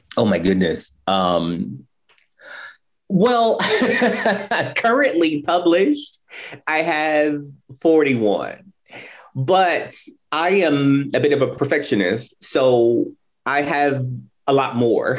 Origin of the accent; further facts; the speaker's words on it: Indianapolis, Indiana, United States; moved away as an adult; I am from Indianapolis, but I have not lived here in many, many years. I moved back in 2019